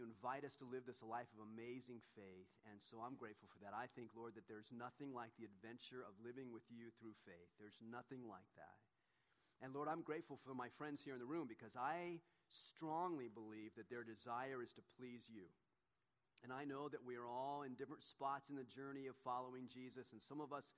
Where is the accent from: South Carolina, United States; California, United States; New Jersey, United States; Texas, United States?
California, United States; Southern; the same church that Donna and I grew up in down in Southern California